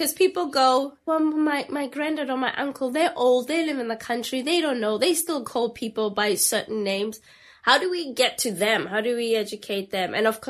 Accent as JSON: {"language": "English", "country": "South Africa", "moved": "yes", "lives_now": "United Kingdom", "said": "I'm not from here. So my kind of perception of racism, of history in the United Kingdom is so completely different. I am South African."}